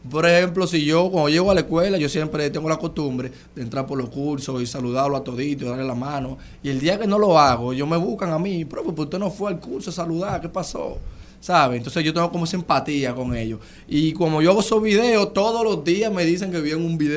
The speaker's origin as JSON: {"language": "Spanish", "town": "Boyá", "region": "Monte Plata", "country": "Dominican Republic", "said": "nosotros somos de Boyá."}